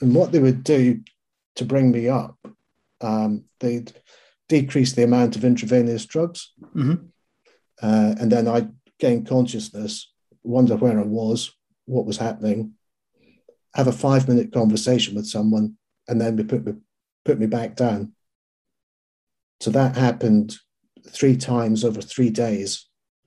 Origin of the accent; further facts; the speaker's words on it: Scotland, United Kingdom; being a Scot